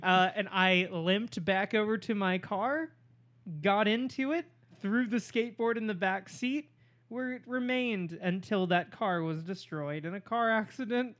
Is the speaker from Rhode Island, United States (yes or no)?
no; Norman, Oklahoma, United States; moved away; I'm from Norman, Oklahoma